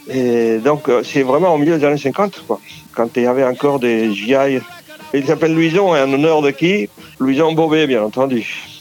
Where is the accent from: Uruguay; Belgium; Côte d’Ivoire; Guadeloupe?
Uruguay; French is a second language; moved away as an adult; also born or lived in Argentina; now in France; Comme euh, immigrant en France, que je viens d'Amérique du Sud, de l'Uruguay et d'Argentine, et que je suis arrivé ici quand j'avais déjà 30 ans